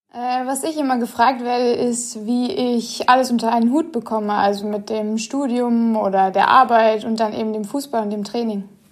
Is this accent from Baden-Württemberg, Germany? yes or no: yes; Karlsruhe, Baden-Württemberg, Germany; also born or lived in Giessen; ich bin in Gießen geboren, allerdings in Karlsruhe aufgewachsen